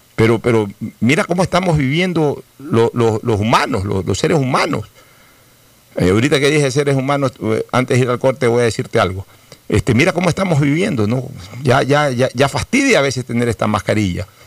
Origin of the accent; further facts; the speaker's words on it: Guayaquil, Guayas, Ecuador; también soy guayaquileño.